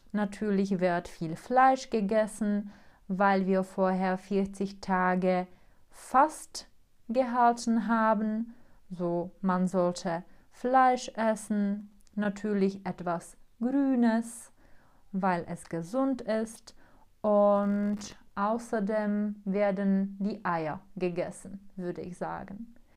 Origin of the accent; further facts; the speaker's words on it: Czechia; German is a second language; bei uns in Tschechien